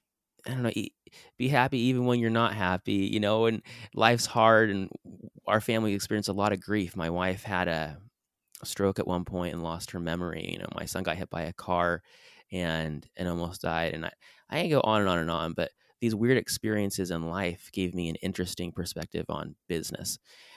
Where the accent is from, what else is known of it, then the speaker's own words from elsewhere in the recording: San Diego, California, United States; also born or lived in Brazil; I grew up in San Diego, California, born and raised. I lived in Brazil for a couple years, actually, as a service missionary.